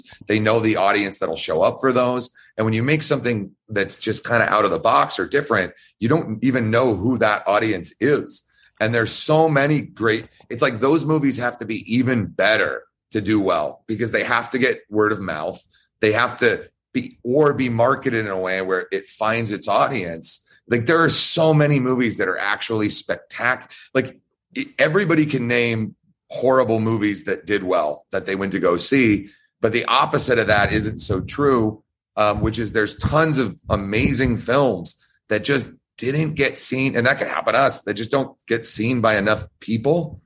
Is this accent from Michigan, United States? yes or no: no; Georgia, United States; moved away; I'm from Georgia